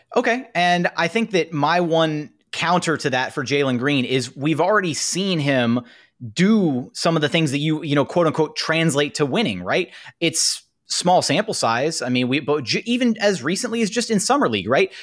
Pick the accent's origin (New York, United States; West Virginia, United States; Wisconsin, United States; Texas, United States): Texas, United States; Houston; I'm from Houston.